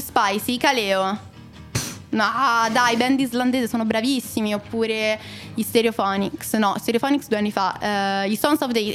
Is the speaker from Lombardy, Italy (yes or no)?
yes; Monza, Lombardy, Italy; io sono di Monza